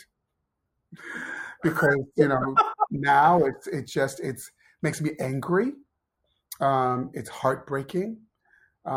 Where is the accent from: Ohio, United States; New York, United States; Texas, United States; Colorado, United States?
Ohio, United States; moved away as an adult; also born or lived in Pennsylvania; I grew up in Ohio